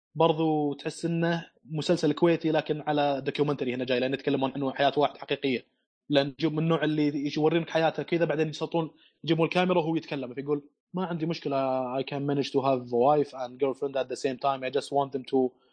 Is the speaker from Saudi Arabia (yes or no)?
yes; Saudi Arabia; عندنا في السعوديه